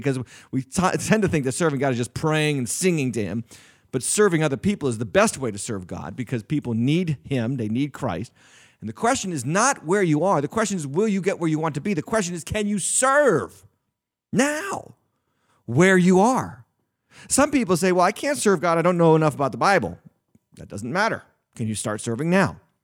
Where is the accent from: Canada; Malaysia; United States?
United States; New England; I was raised in the north. I was raised in New England. I've been in New England in my whole life.